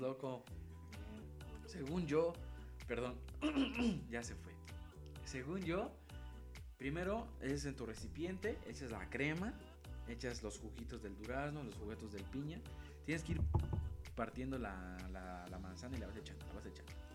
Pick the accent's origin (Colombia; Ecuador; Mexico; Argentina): Mexico; como buen mexicano